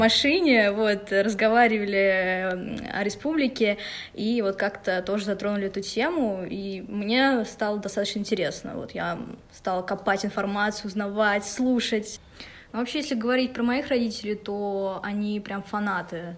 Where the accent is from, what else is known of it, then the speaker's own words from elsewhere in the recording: Ufa, Bashkortostan, Russia; moved away as an adult; now in Moscow, Russia; я из Уфы. А, для меня этот город очень значим. Я родилась в этом городе